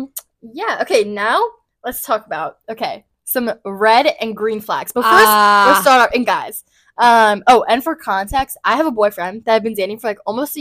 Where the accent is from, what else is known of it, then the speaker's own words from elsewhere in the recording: West Chester, Pennsylvania, United States; I grew up in Westchester, so I've lived in the same city my whole life.